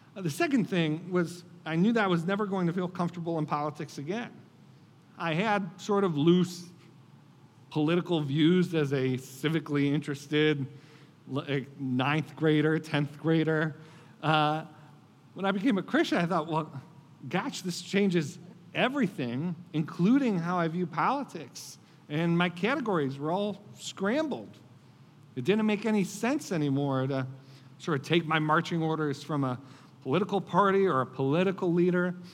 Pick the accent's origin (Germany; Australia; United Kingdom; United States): United States; Buffalo, New York; I grew up in Buffalo, New York, uh, in the Rust Belt